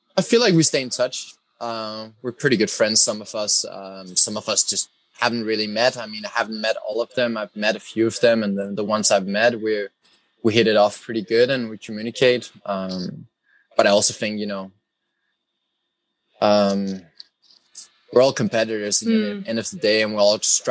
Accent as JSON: {"language": "English", "town": "Copenhagen", "region": "Capital Region of Denmark", "country": "Denmark", "tie": "born or raised there", "said": "I was raised in Copenhagen, so pretty much the capital of the country"}